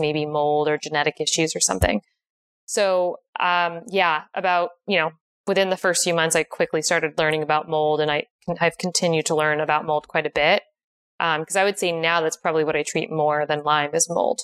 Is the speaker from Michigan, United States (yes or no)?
no; Connecticut, United States; moved away as an adult; now in San Diego, United States; I am originally from Connecticut.